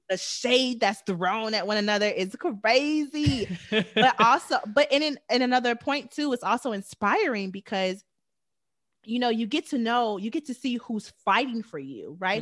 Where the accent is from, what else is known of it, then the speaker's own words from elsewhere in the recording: Chicago, Illinois, United States; moved away; I came from Chicago